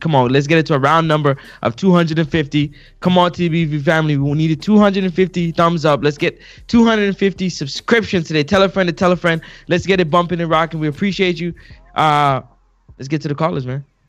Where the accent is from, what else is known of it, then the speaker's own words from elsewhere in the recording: Toronto, Ontario, Canada; I'm from Toronto. I'm from the dot.